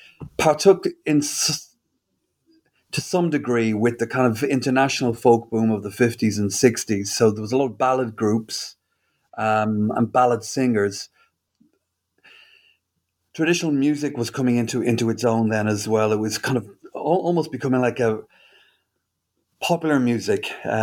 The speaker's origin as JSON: {"language": "English", "town": "Dublin", "region": "Leinster", "country": "Ireland", "tie": "born or raised there", "moved": "as an adult", "said": "That's right, Jess. I grew up in Dublin, and I lived there until I was about 20."}